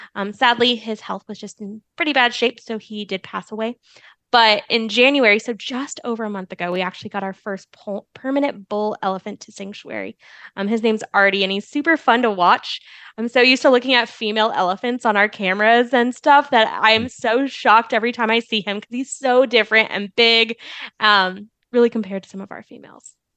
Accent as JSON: {"language": "English", "region": "Arizona", "country": "United States", "also_born_or_lived": "Florida", "moved": "as an adult", "lives_now": "Tennessee, United States", "said": "I'm from Arizona."}